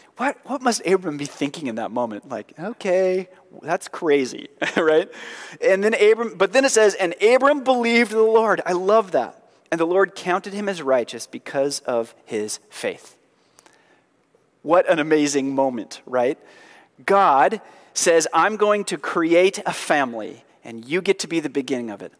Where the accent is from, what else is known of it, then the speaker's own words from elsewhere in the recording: Oregon, United States; we're proudly from Oregon